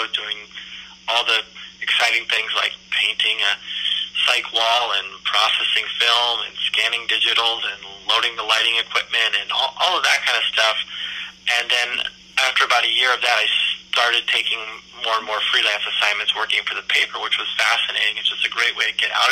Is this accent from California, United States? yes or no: yes; Palo Alto, California, United States; I am born and raised in Palo Alto, California in the 1980s and 90s